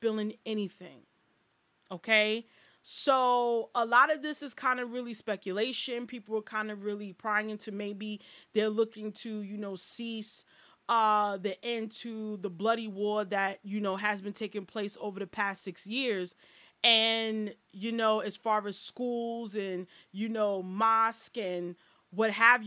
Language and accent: English; United States; as an American